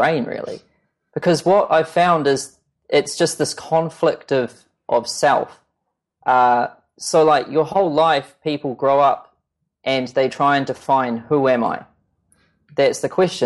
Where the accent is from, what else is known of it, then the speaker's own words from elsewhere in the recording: New Zealand; I'm this kid from New Zealand